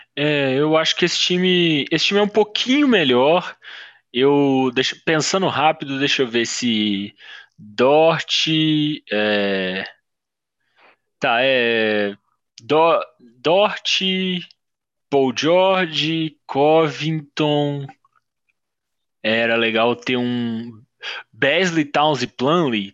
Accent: Belo Horizonte, Minas Gerais, Brazil; eu sou de BH

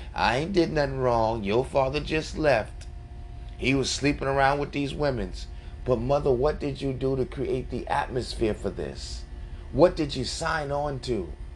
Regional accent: New York, United States; I'm from New York, guys. I grew up in this inner city crap. We were in the projects.

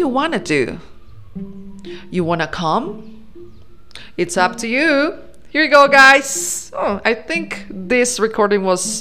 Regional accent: Colombia; English is a second language; I am from Colombia, and we say, vamos para la fiesta

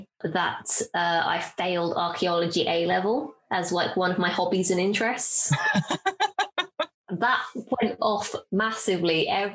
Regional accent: Bedford, East of England, United Kingdom; I'm from Bedford

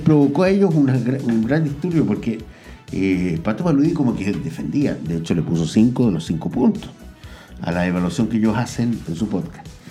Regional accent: Chile; yo como chileno

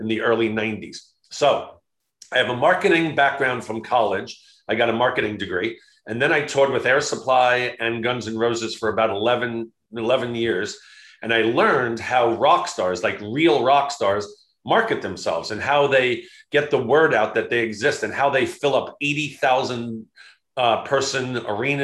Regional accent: Long Island, New York, United States; I grew up in Long Island, New York

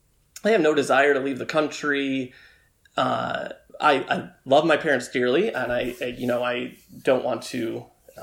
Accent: Tecumseh, Michigan, United States; moved away; growing up in Tecumseh

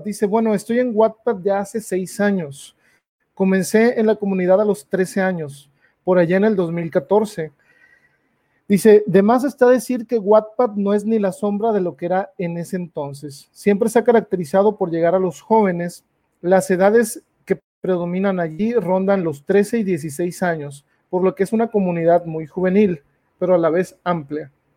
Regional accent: Mexico; uno como mexicano

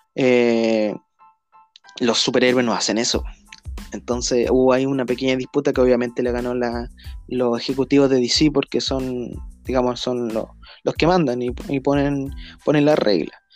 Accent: Chile; somos chilenos

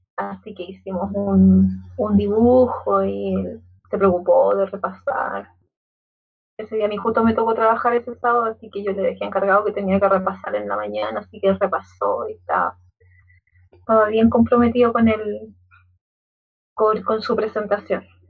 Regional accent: Santiago, Santiago Metropolitan Region, Chile; yo eh, nací acá en, la India O'Higgins

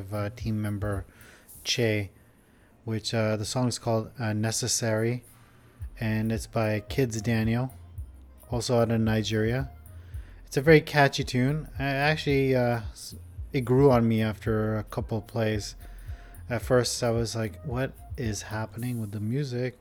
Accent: India; growing up in India

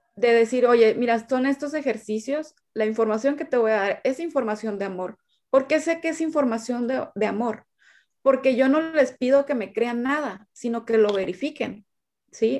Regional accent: Sinaloa, Mexico; now in Monterrey, Mexico; yo soy de Sinaloa, vivo en Monterrey, Nuevo León, México.

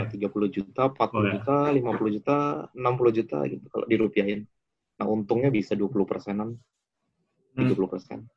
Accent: Java, Indonesia; born there; Kan karena saya iya. lahir di Jawa, jadi saya nggak pernah lihat.

